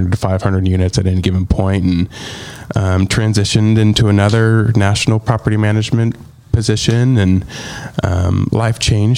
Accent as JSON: {"language": "English", "area": "Pacific Northwest", "region": "Washington", "country": "United States", "tie": "born or raised there", "moved": "as an adult", "lives_now": "Nashville, United States", "said": "I grew up in the Pacific Northwest."}